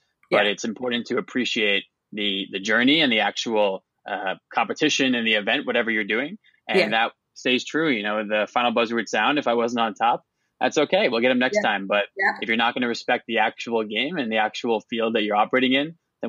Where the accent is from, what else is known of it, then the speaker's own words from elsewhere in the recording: Westchester, New York, United States; So I grew up in Westchester, New York, just about an hour north of Manhattan in New York City.